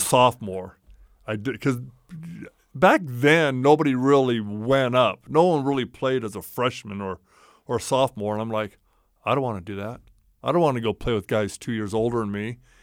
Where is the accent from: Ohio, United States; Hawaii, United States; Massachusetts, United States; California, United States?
California, United States; Roseville; moved away as an adult; I actually loved growing up in Roseville